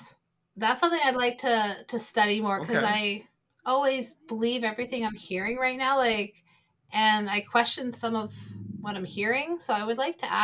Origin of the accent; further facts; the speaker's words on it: Prince Edward Island, Canada; moved away; growing up on Prince Edward Island, I did grow up in a remote area, a little village myself